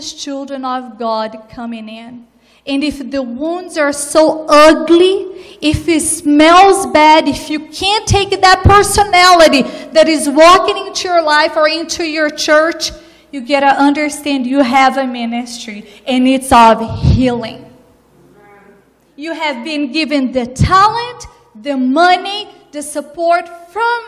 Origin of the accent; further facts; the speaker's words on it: Brazil; moved away; I was brought up in Brazil, born and raised